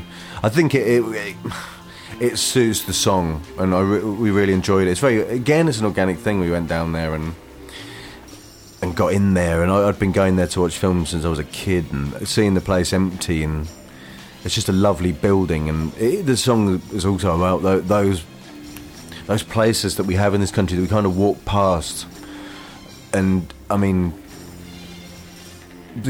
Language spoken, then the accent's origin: English; Harwich, East of England, United Kingdom; my hometown in Harwich in Essex